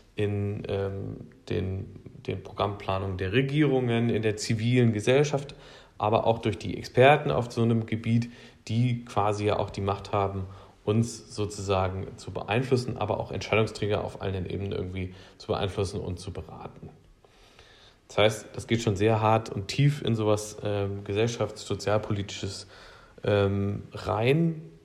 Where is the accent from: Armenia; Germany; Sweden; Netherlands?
Germany; Thuringian Forest; Ich bin im Thüringer Wald aufgewachsen.